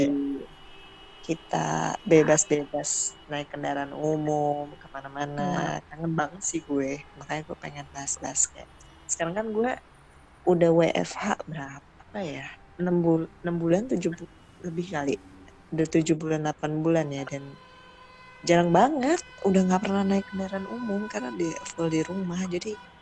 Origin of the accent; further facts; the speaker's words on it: Bandung, West Java, Indonesia; gue menghabiskan masa kecil di Bandung juga eh. sampai kuliah.